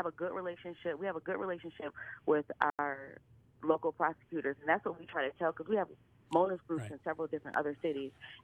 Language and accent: English; Buffalo, New York, United States; moved away as an adult; also born or lived in India / Nepal / Guatemala; I grew up right in front of Madai College. So I grew up on Humboldt and Parkside. My family still lives there.